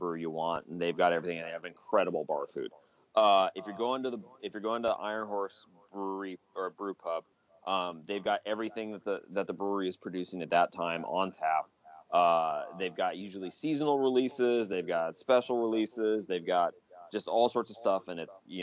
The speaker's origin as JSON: {"language": "English", "town": "Ellensburg", "region": "Washington", "country": "United States", "tie": "born or raised there", "said": "I do love my hometown."}